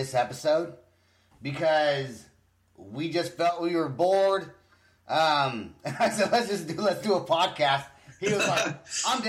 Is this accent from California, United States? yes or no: yes; Northern California, United States; now in Oklahoma, United States; I'm from California. So it's not like, but normally, like, well, I'm from, you know, Northern California.